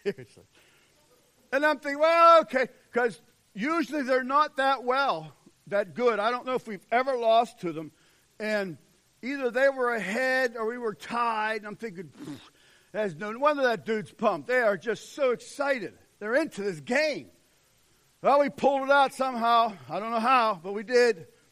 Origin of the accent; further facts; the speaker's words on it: United States; we're American